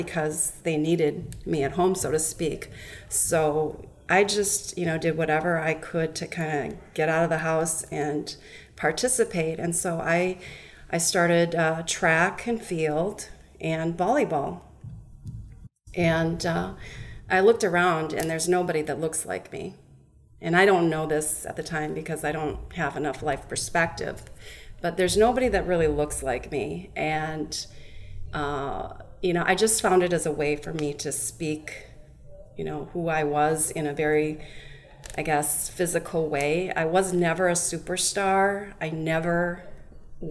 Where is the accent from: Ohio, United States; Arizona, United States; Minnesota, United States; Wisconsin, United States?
Minnesota, United States; also born or lived in South Korea; I was adopted when I was two from South Korea, and I grew up in Minnesota